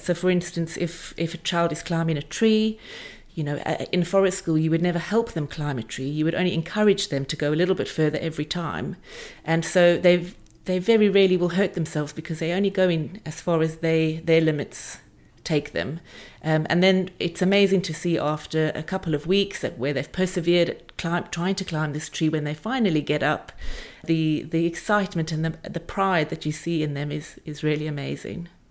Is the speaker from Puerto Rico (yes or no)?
no; South Africa; moved away as an adult; also born or lived in Aspen, Colorado; now in England; I grew up in South Africa